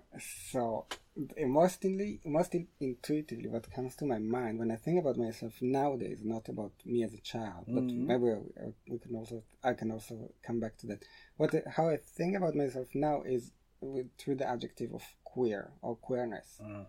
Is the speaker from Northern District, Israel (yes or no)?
no; Haifa, Haifa District, Israel; So mostly I like to say that I'm coming from Haifa. And when the person does not really know where Haifa is located, I would say it's more or less between Tel Aviv and Beirut.